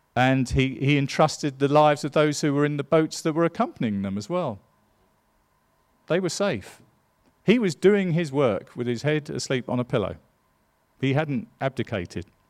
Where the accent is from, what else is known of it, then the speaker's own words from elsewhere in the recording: England, United Kingdom; I'm an Englishman